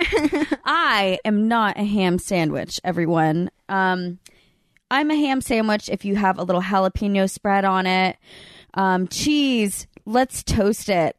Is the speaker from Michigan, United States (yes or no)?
no; Birmingham, Alabama, United States; I'm from Birmingham